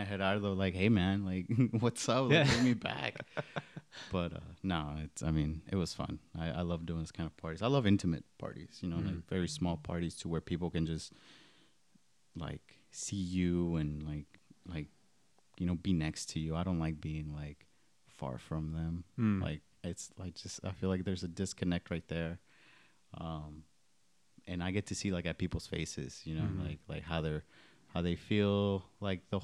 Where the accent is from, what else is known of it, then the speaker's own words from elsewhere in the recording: DFW area, Texas, United States; also born or lived in Iguala, Guerrero, Mexico; Came here when I was 6 in 1998. Been here since then